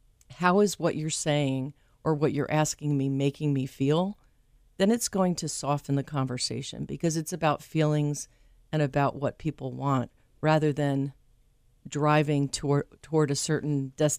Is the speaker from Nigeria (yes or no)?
no; New Jersey, United States; And it has a connection to where I'm from New Jersey.